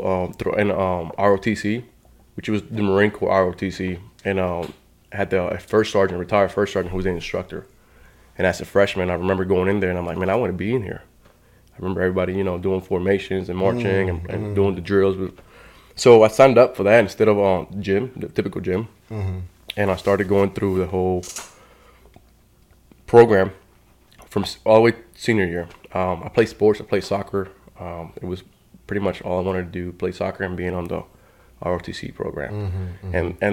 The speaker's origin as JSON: {"language": "English", "country": "Colombia", "tie": "born or raised there", "also_born_or_lived": "North Carolina", "moved": "yes", "lives_now": "United States", "said": "Very beautiful country. We're known for coffee. I was born there, and mainly I was raised by my grandmother"}